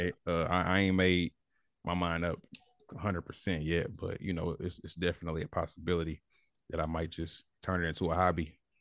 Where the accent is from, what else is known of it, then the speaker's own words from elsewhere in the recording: Indianapolis, Indiana, United States; growing up in Indianapolis, you ain't got no choice but to be hungry